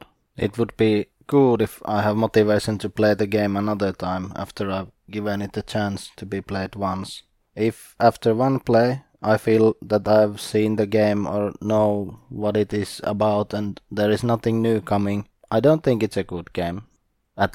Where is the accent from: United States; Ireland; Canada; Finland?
Finland; Eastern Finland; I am from Eastern Finland